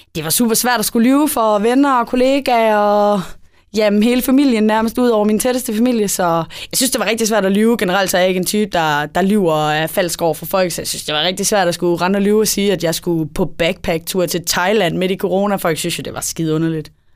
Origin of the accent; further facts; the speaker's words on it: Esbjerg, Southern Denmark, Denmark; Jeg er syvogtyve, og jeg er fra Esbjerg